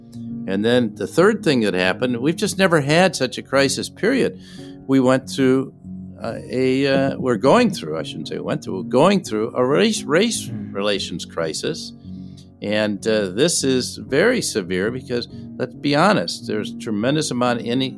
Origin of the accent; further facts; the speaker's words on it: Minneapolis, Minnesota, United States; In Minneapolis, my hometown, we had the killing of George Floyd by police officers.